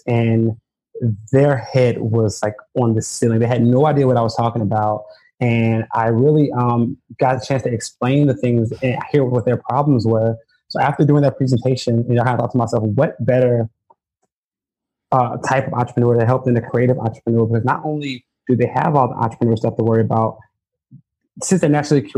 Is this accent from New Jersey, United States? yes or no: no; Chicago, Illinois, United States; I grew up in Chicago